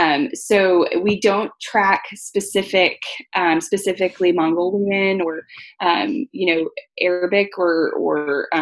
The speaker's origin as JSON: {"language": "English", "region": "Texas", "country": "United States", "said": "I came from Texas. I lived in Germany for a while"}